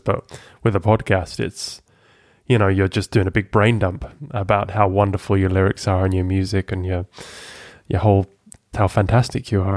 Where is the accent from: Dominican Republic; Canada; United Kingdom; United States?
United Kingdom; Lincoln, East Midlands; moved away as an adult; also born or lived in Amsterdam; In England, Lincoln in England